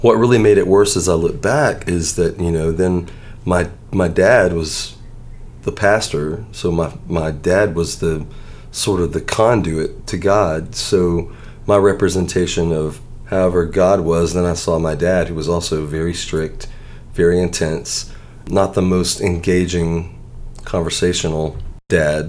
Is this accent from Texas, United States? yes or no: no; Pascagoula, Mississippi, United States; moved away as an adult; also born or lived in Nashville; we moved down when I was 6. So I started first grade in Pascagoula.